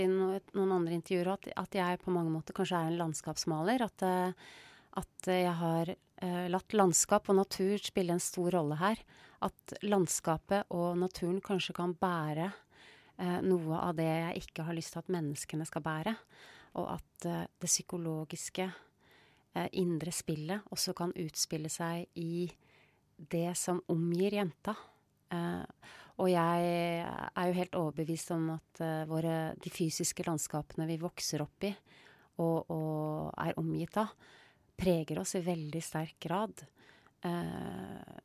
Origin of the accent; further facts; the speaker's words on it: Rjukan, Vestfold og Telemark, Norway; Da jeg vokste opp på Rjukan, så sa jeg hun, jeg sa ikke hun